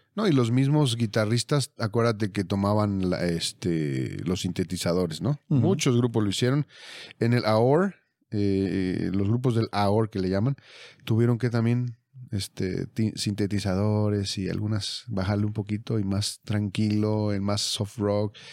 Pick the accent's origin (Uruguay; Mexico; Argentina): Mexico; somos de México